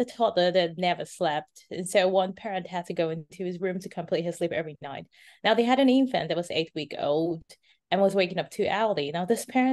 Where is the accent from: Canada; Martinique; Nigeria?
Nigeria; moved away as an adult; now in Miami, United States; My parents are Nigerian. I'm originally Nigerian.